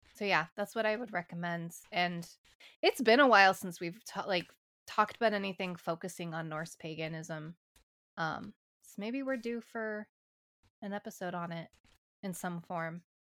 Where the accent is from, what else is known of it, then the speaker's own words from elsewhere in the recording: St. Louis, Missouri, United States; I am from Saint Louis, Missouri